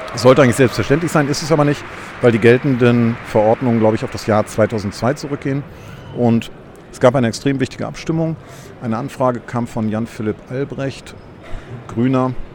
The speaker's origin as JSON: {"language": "German", "country": "Germany", "said": "ich bin ja Deutscher"}